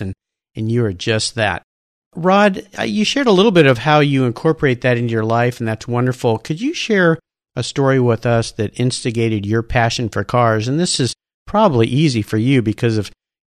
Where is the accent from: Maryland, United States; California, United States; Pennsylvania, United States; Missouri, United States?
California, United States; Southern; I grew up in Southern California